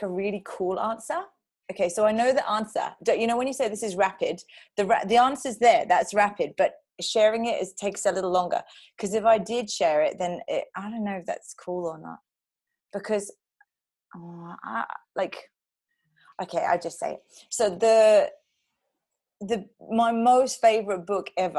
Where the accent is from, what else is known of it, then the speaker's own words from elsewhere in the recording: London, United Kingdom; moved away as an adult; also born or lived in Dubai / Switzerland; I grew up in London. I moved around the UK quite a bit. And then I went to Dubai for a while, then back to the UK, and then to Switzerland.